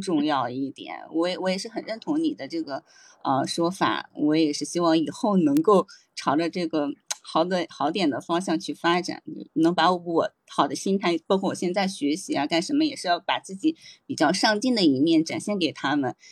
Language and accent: Chinese; Hebei, China; now in Shanghai, China; 我现在坐标上海，但是我是一个土生土长的，嗯，北方人，不是河北人。